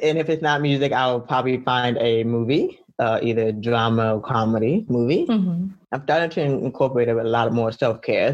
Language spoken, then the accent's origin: English; Fort Lauderdale, Florida, United States; I was born in Florida, Lauderdale